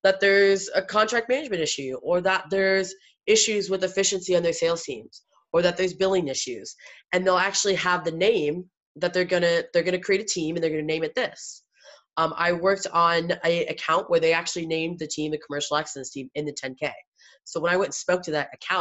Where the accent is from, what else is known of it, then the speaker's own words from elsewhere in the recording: Iowa, United States; I was born in Iowa